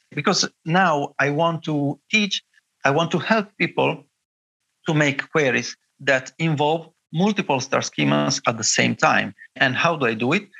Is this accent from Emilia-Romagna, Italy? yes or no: yes; Bologna, Emilia-Romagna, Italy; I studied at the University of Bologna, my hometown